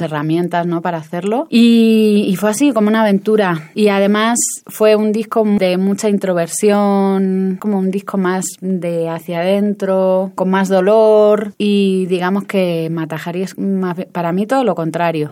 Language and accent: Spanish; Canary Islands, Spain; moved away as an adult; also born or lived in Cuba; now in Mexico; Me he criado, parte de mi infancia me crié en Canarias